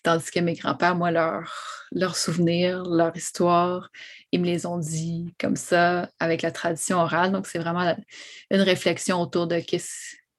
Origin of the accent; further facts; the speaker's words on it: Montreal, Quebec, Canada; also born or lived in Odanak; J'ai grandi euh, à La Salle, sur l'île de Montréal, vraiment sur le bord euh, des rapides de la Chine